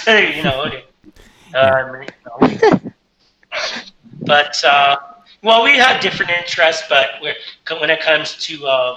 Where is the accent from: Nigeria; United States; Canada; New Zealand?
Canada; London, Ontario; I was born on March 24th, 1981, in London, Ontario.